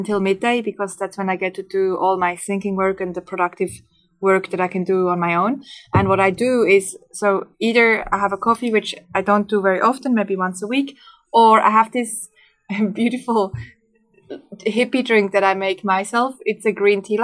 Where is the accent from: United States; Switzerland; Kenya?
Switzerland; moved away; I grew up in Switzerland